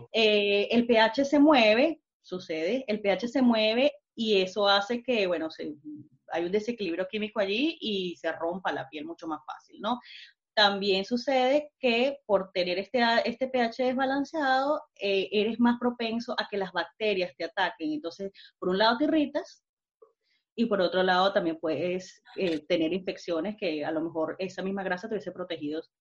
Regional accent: Venezuela; now in Germany; yo soy venezolana, emigrante, pero ya tengo bastante tiempo acá. Lamentablemente, este, no se me ha pegado el acento

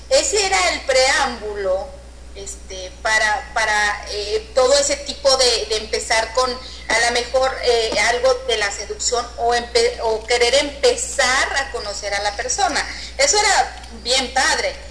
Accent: Mexico; los mexicanos como que somos todavía, y mexicanas somos como que más

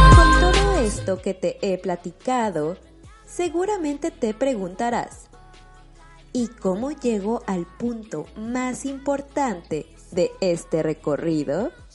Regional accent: Mexico; now in Germany; una mexicana viviendo en Alemania

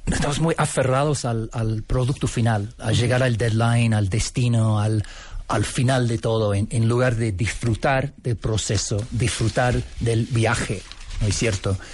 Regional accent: Canada; Spanish is a second language; also born or lived in Scotland / Buenos Aires, Argentina; Yo nací en Escocia, pero fuimos a vivir en Canadá cuando era bebé. Así que me crié en Canadá y me siento canadiense hasta los poros.

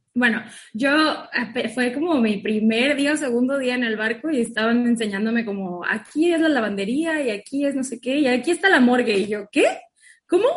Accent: Cozumel, Quintana Roo, Mexico; also born or lived in Mérida, Yucatán; Yo soy de Cozumel y estudié en la Universidad de Mérida, Yucatán

